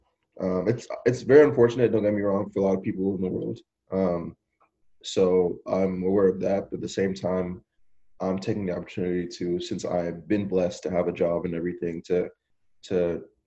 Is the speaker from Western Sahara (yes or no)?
no; Nigeria; now in United States; me being Nigerian